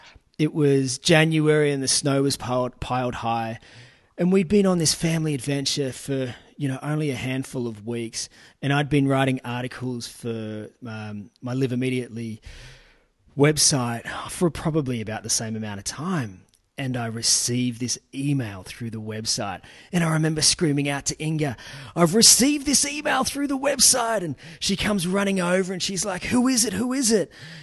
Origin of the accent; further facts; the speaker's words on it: Australia; accent: ocker; I find that the ockerness in my accent comes out when I'm speaking to Australians